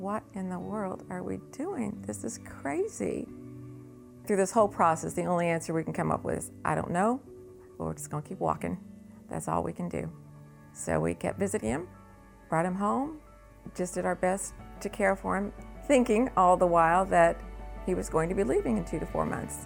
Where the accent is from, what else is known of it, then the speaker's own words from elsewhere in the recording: Salem, United States; I grew up in Salem, went to the Methodist church there